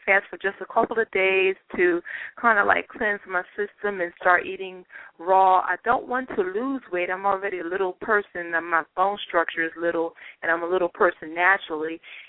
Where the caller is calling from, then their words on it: Philadelphia, Pennsylvania, United States; I'm from the Philadelphia area, and I'm calling because I would like to gain weight.